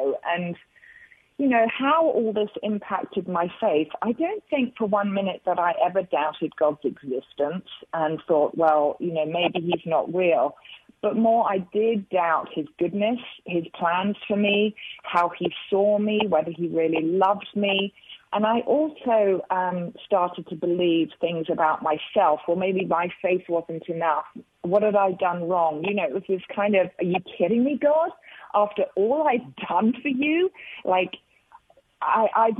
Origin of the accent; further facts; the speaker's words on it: London, United Kingdom; moved away as an adult; now in Charlotte, United States; I am a Brit. I'm a Londoner, born and bred